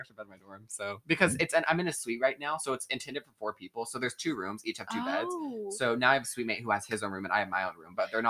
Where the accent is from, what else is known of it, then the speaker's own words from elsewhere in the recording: Atlanta, Georgia, United States; I'm very thankful that I grew up in Atlanta because I feel like it's a perfect balance between city